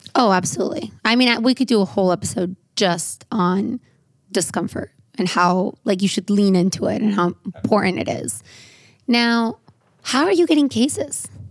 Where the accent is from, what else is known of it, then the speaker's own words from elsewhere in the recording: San Diego, California, United States; I grew up in San Diego